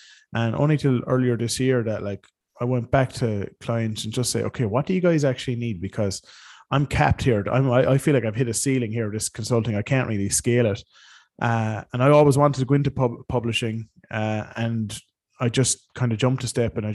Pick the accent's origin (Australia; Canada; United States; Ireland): Ireland; also born or lived in West London; now in London, United Kingdom; I come from Ireland